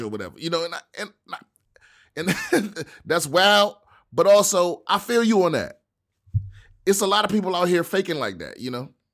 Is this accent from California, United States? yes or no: no; Washington, District of Columbia, United States; my hometown, Washington, D C